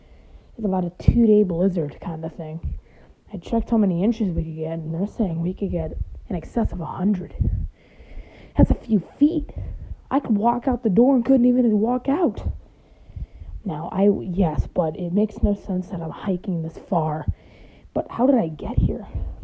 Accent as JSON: {"language": "English", "region": "Michigan", "country": "United States", "lives_now": "Indianapolis, United States", "said": "Now, I've lived in Michigan for most of my life, but then I moved to Indiana."}